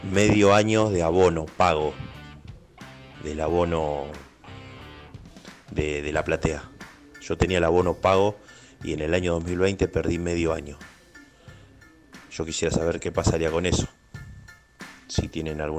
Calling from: Temperley, Buenos Aires Province, Argentina; Hola, buen día, muy independientes. … de Temperley.

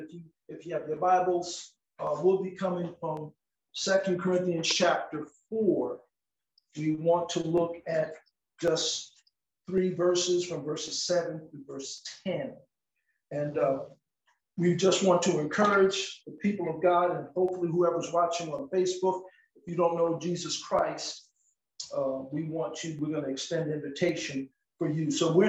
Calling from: Cleveland, Tennessee, United States; We're coming via from Cleveland, Tennessee.

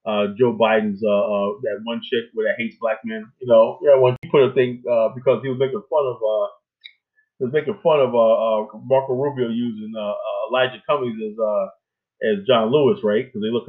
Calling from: Kenya; hey, you know, I'm calling from Kenya, Tariq.

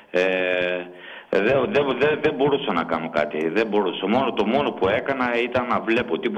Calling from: Larissa, Thessaly, Greece; είμαι από τη Λάρισα.

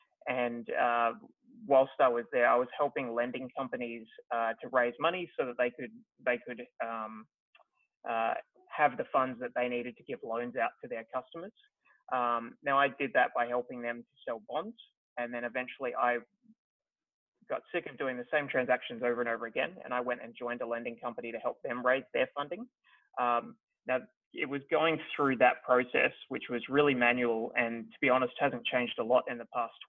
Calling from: Melbourne, Victoria, Australia; I am dialing in from Melbourne, Australia.

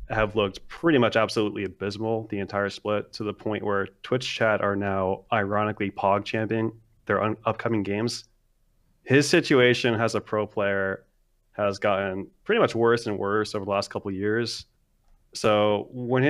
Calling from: West Pittston, Pennsylvania, United States; I'm calling from West Pittston, Pennsylvania

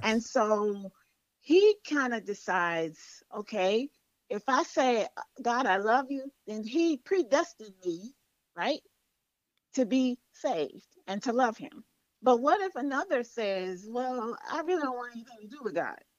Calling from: Accokeek, Maryland, United States; I'm calling from Accokeek, Maryland

